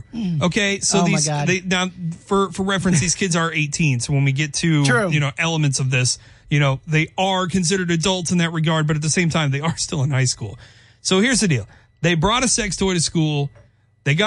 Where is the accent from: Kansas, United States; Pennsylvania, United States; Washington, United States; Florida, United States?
Kansas, United States; I'm from Kansas.